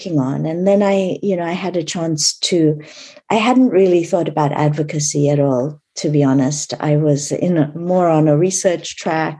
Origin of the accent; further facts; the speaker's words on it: India; I was born in India a long, long time ago